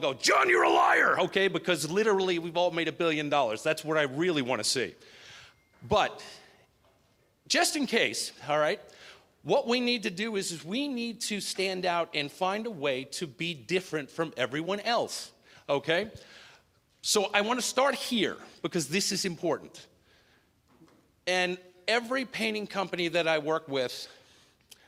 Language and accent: English; New York, United States; born and bred in New York